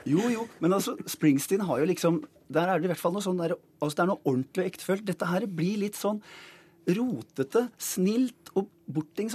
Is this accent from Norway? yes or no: yes; Oslo, Norway; Jeg vokste opp på Disen